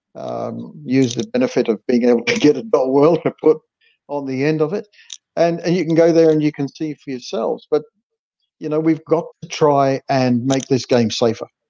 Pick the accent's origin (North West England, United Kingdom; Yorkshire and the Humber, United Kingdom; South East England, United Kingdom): Yorkshire and the Humber, United Kingdom; I was born in Yorkshire